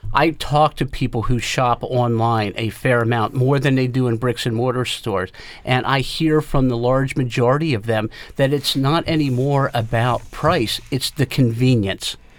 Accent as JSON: {"language": "English", "region": "South Central Pennsylvania", "country": "United States", "tie": "born or raised there", "said": "growing up in the South Central Pennsylvania area and, and still being here"}